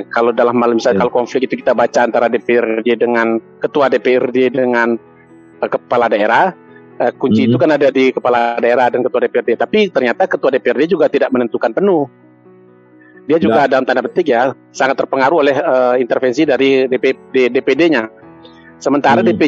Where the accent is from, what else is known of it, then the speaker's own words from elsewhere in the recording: Surakarta, Central Java, Indonesia; makanya itu saya juga kaget dengan sebagai orang Solo